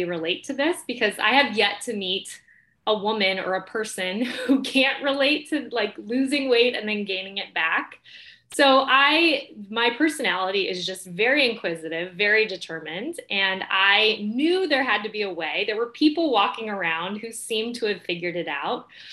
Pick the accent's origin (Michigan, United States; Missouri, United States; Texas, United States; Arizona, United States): Arizona, United States; Mesa; moved away; also born or lived in New York City; I grew up in Mesa, Arizona